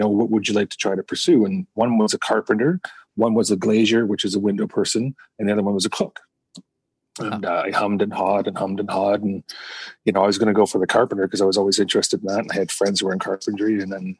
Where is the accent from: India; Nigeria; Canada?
Canada; Campbellton, New Brunswick; also born or lived in Fredericton, New Brunswick; I grew up on the East Coast, specifically Campbellton, New Brunswick, on the northeastern coast of New Brunswick. But then I left there around the age of 13 and ended up moving to Fredericton, New Brunswick